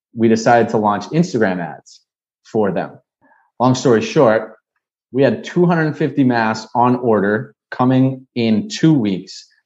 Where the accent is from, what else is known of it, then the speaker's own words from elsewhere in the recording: Nashua, New Hampshire, United States; moved away as an adult; also born or lived in Washington, D.C.; now in Miami, United States; born and raised in Nashua, New Hampshire